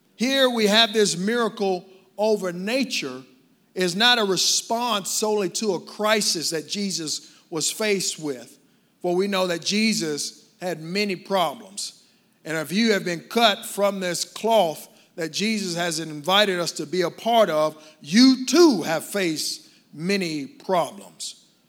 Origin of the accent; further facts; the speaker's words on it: Dallas, Texas, United States; I grew up in Dallas, so South Dallas and Oak Cliff